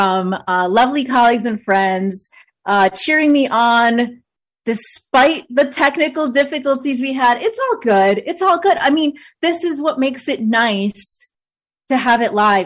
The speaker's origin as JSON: {"language": "English", "region": "New York", "country": "United States", "tie": "born or raised there", "also_born_or_lived": "Maryland / Virginia / Washington, D.C.", "moved": "as an adult", "lives_now": "North Carolina, United States", "said": "where I grew up in New York versus where I live now in North Carolina"}